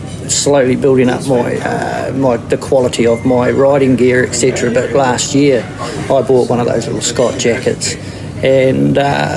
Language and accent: English; Rolleston, Canterbury, New Zealand; I'm from Christchurch, Rolleston.